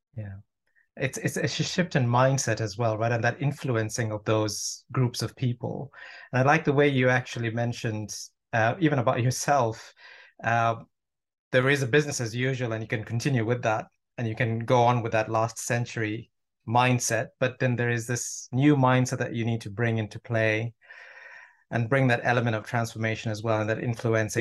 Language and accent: English; Toronto, Ontario, Canada; now in United Kingdom; I'm actually from, from Toronto